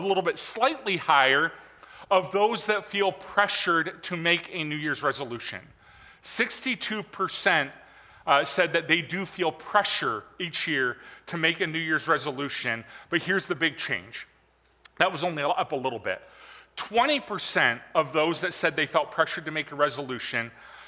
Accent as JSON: {"language": "English", "region": "Michigan", "country": "United States", "tie": "born or raised there", "moved": "yes", "said": "I was raised in Michigan"}